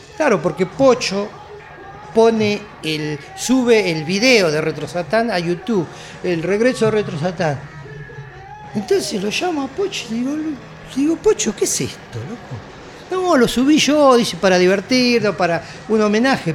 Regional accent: Argentina; en Argentina nos quedamos

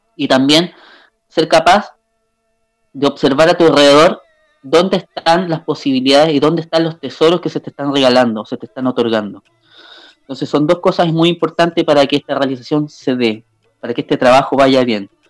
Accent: Limache, Valparaíso, Chile; yo soy eh, eh, de Chile, de Limache

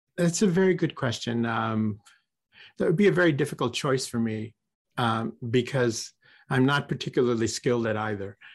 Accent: Corpus Christi, Texas, United States; moved away as an adult; also born or lived in California; I was raised in Corpus Christi

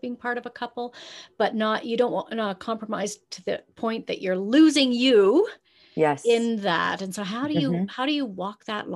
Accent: Canada

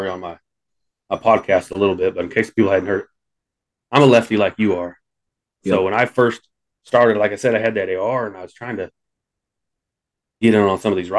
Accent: Midwest, United States; we're all Midwest folks

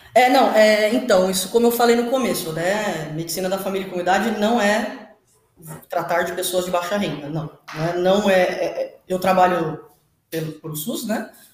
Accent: São Paulo, Brazil; Eu sou de São Paulo e moro em São Paulo e trabalho em São Paulo

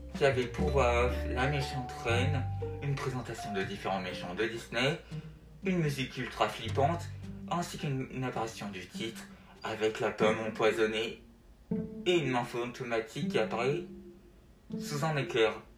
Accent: France; Elle sortira chez nous en France

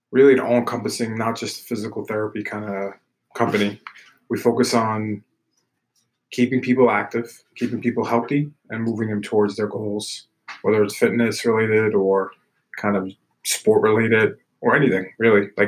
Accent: New York City, New York, United States; also born or lived in Pleasantville, New York; I grew up in Brooklyn. Um, you know, I always have to represent that because that's where my roots are.

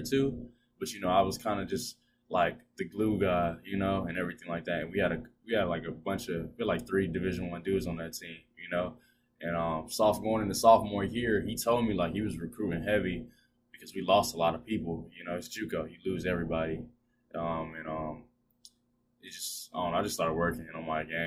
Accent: Columbia, South Carolina, United States; moved away; I'm from Columbia, South Carolina, born and raised

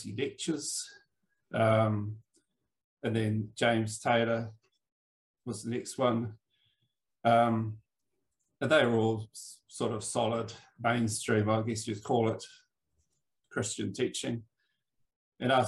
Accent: Wellington, New Zealand; I'm from Wellington in New Zealand, the coolest little capital in the world

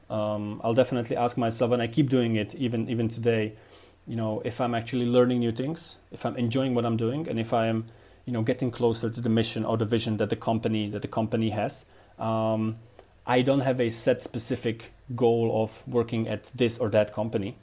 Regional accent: Dubnica nad Váhom, Trenčín Region, Slovakia; born or raised there

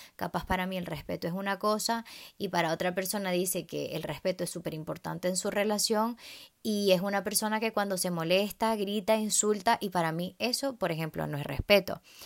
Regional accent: Venezuela; en Venezuela, eh, el país de donde yo soy

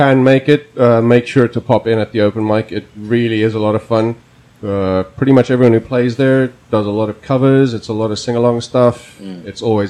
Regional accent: South Africa; first language Afrikaans; English is a second language; now in South Korea; as a South African and a massive rugby fan

